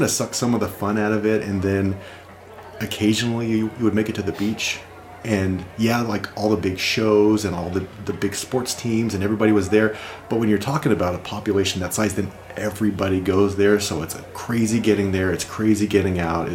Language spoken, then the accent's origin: English; Lakewood, California, United States; moved away as an adult; also born or lived in New Mexico / New York; now in Nebraska, United States; nobody would recognize the name of the city where I grew up because it's just one of the burbs.